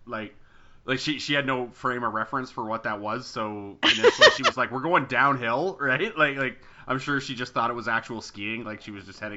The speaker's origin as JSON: {"language": "English", "country": "Canada", "said": "super Canadian"}